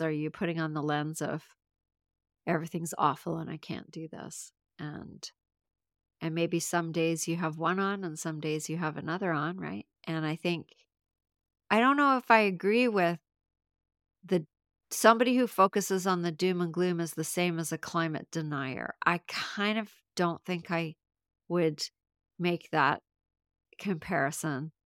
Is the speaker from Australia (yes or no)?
no; Canada; I'm from Canada